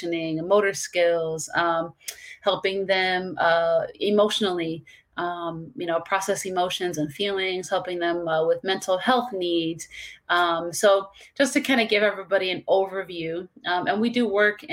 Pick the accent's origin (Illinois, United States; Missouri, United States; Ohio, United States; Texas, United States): Missouri, United States; St. Louis; moved away as an adult; now in Palm Beach County, Florida, United States; Originally, I'm from St. Louis, and now I'm in Palm Beach County, Florida